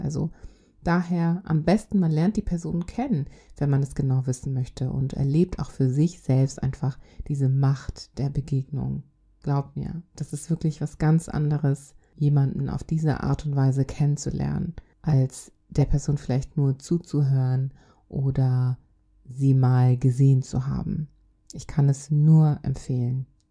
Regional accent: Germany; also born or lived in Congo; Ich bin im Kongo geboren. Ich kam aber mit zweieinhalb Jahren nach Deutschland. Ich wuchs hier auf

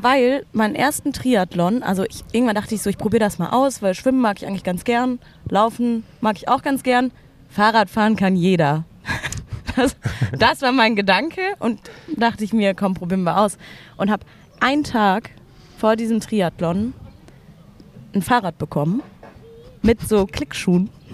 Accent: Berlin, Germany; bin schon immer in Berlin

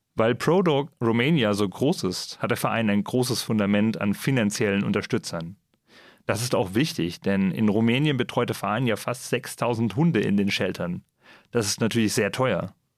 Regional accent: Germany; bei uns in Deutschland

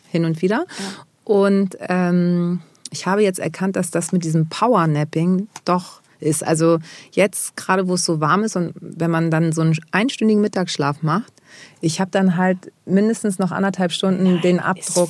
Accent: Germany; born or raised there

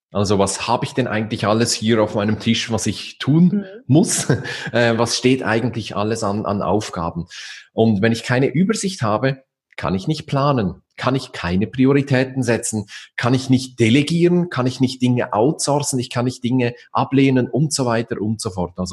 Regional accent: Switzerland; Also man braucht bei uns in der Schweiz sagt man so eine Auslegeordnung.

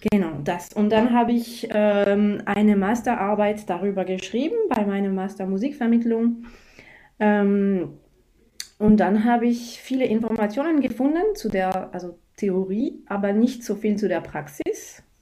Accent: France; German is a second language; now in Bregenz, Austria; Ich komme aus Frankreich, das hört man sicher schon. Äh, ich habe in Deutschland studiert und jetzt lebe ich eben in Bregenz.

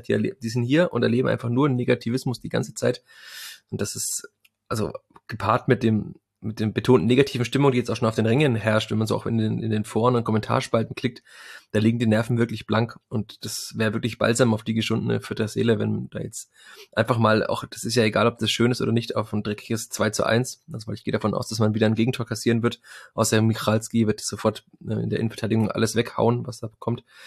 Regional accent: Fürth, Bavaria, Germany; bei uns in Franken und in Fürth

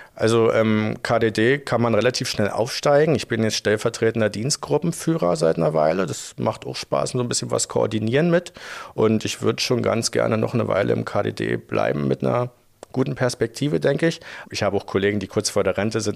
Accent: Frankfurt, Brandenburg, Germany; moved away as an adult; now in Dresden, Germany; Ich komme ursprünglich aus Frankfurt-Oder in Brandenburg

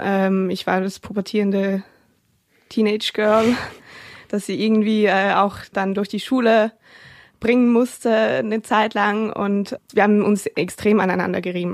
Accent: Switzerland; Ich komme ja aus der Schweiz

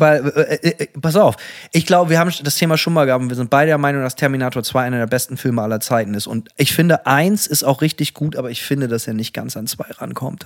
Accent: Bremen, Germany; bei uns in Bremen

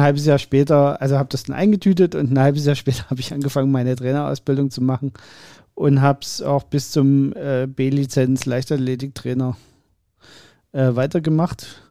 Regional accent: Dresden, Saxony, Germany; Ich bin ja in Dresden geboren

